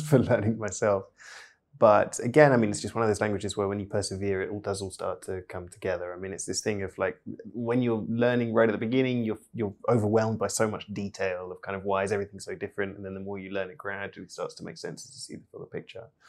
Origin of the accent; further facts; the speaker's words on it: United Kingdom; first language English; I'm British polyglot